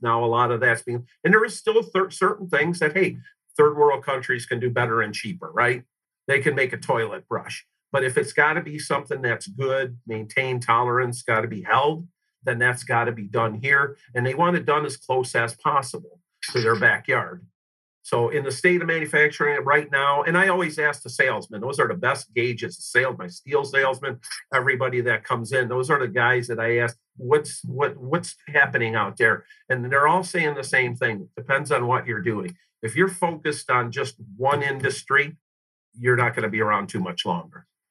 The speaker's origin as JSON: {"language": "English", "town": "Detroit", "region": "Michigan", "country": "United States", "tie": "born or raised there", "said": "I grew up uh, on the uh, west side of Detroit, suburbs there"}